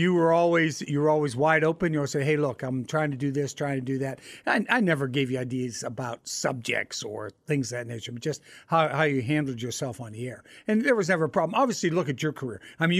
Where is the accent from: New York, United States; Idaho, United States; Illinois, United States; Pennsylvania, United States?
Pennsylvania, United States; Pittsburgh; moved away as an adult; I was born and raised in Pittsburgh